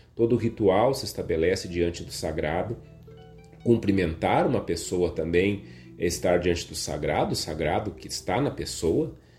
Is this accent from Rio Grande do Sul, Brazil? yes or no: yes; Viamão, Rio Grande do Sul, Brazil; Eu sou de Viamão